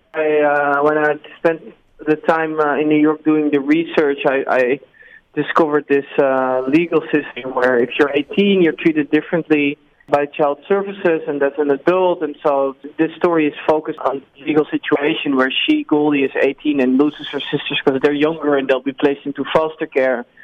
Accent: Netherlands; I came from Holland, which is where I am residing currently again

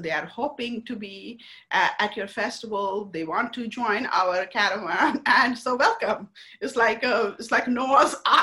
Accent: India; now in United States; I'm from India. Very techie people.

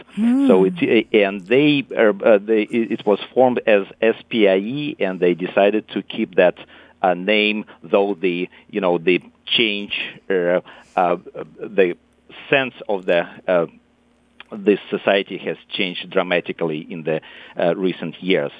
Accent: Moscow, Russia; moved away as an adult; also born or lived in Italy; now in California, United States; I was born and raised in Moscow

